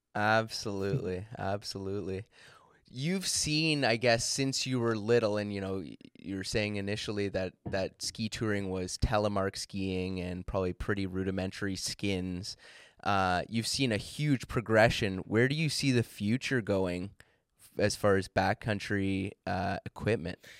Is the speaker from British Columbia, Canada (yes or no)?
no; Ontario, Canada; I'm from Ontario